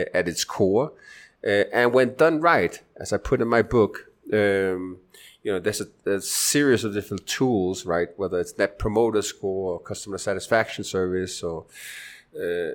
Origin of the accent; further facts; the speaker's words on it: Denmark; moved away as an adult; also born or lived in United States; now in Medellin, Colombia; I'm originally from Denmark in Europe, but spent the last 10, 15 years in stateside and in Latin America.